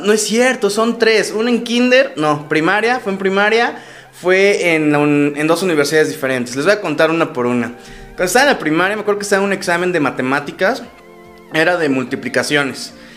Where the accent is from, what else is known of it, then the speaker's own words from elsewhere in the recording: Mexico; en México, en mi país